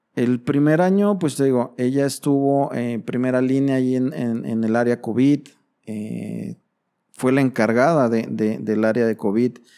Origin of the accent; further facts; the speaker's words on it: Mexico; Como buen padre mexicano